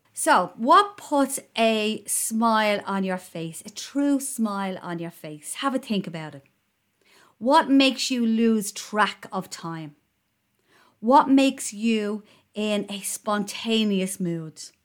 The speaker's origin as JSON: {"language": "English", "country": "Ireland", "said": "being Irish"}